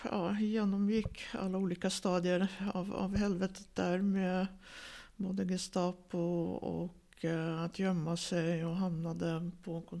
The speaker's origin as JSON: {"language": "Swedish", "town": "Tallinn", "region": "Harju County", "country": "Estonia", "tie": "born there", "also_born_or_lived": "Riga", "said": "Jag föddes i Tallinn och sen ja. flyttade de tillbaks till Riga."}